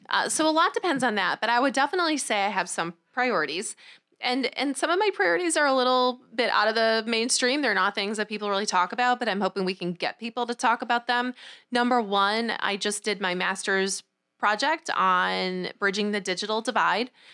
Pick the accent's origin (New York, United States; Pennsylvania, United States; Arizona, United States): New York, United States; Rochester; I grew up in Rochester. I'm from the tenth ward, grew up in the Maplewood neighborhood